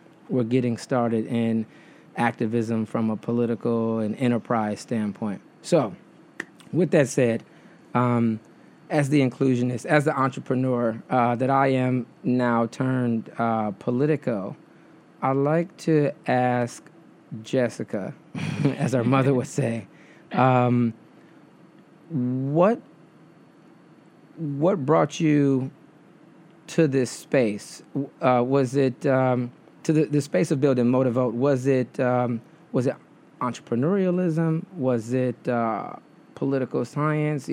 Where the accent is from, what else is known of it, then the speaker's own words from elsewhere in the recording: Detroit, Michigan, United States; now in New York, United States; Michigan, which is where I'm originally from. I was born and raised in Detroit.